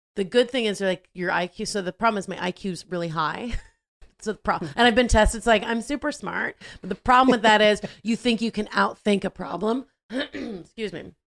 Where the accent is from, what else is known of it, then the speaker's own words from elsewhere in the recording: Southern California, United States; I grew up in Southern California, going to school there